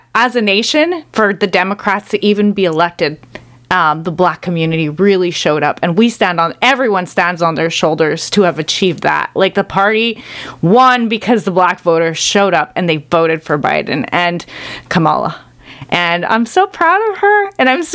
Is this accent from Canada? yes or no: yes; Canada; As a Canadian